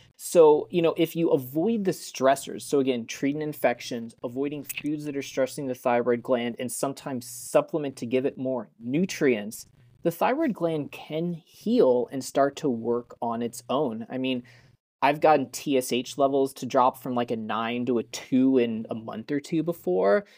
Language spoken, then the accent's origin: English; Colorado, United States; I grew up in Colorado